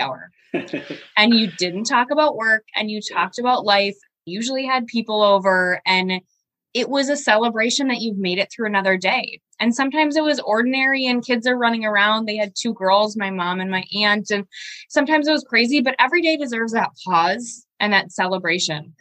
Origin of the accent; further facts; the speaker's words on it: Shawano, Wisconsin, United States; now in Green Bay, United States; I'm originally from Shawano, so it's about 45 minutes away from Green Bay. But when you're a kid growing up in Shawano